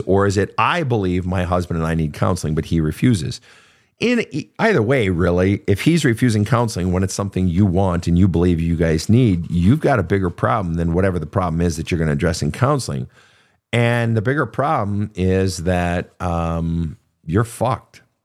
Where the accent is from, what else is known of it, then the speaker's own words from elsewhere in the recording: Minnesota, United States; I come from Minnesota